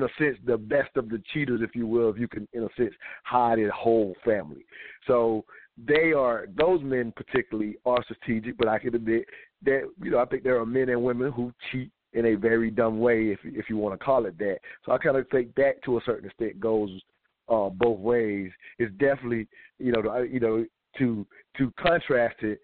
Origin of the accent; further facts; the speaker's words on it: the South, United States; I'm from the South.